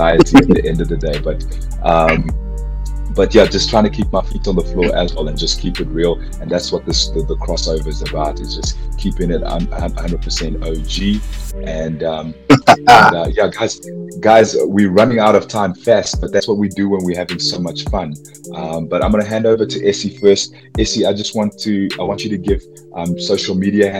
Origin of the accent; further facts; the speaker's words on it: Soweto, Gauteng, South Africa; my hometown. We need to have people shutting down Vilakazi Street in Soweto